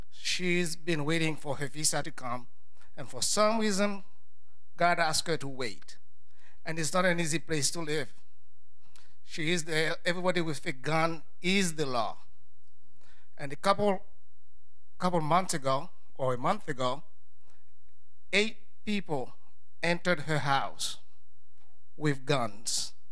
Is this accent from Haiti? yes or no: yes; Haiti; moved away; I'm from Haiti.